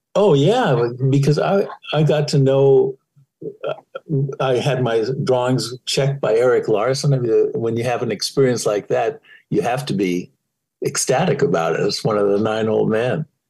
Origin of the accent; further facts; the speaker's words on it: United States; moved away as an adult; also born or lived in Ireland; I'm an American